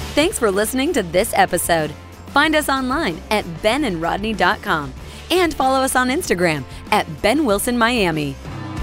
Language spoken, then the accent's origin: English; Philadelphia, Pennsylvania, United States; moved away; I'm from Philadelphia